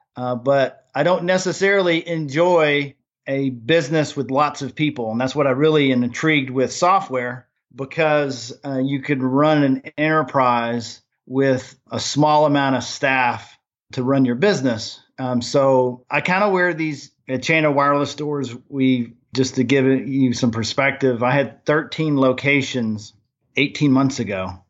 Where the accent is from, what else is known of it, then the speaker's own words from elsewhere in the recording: Germany; now in Nashville, United States; I grew up in Germany